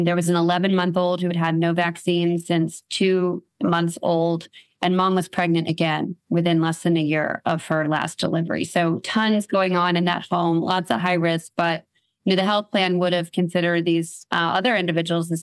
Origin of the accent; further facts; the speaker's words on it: New Orleans, Louisiana, United States; here in my hometown of New Orleans